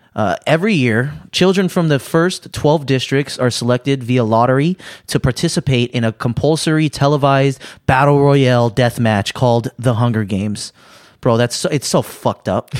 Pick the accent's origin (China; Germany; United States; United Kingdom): United States; I'm American